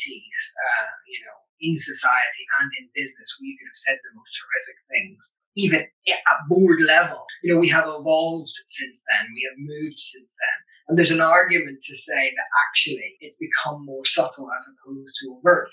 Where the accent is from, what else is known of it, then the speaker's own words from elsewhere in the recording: Northern Ireland, United Kingdom; growing up in Northern Ireland through the Troubles, I grew up at the back end of the Troubles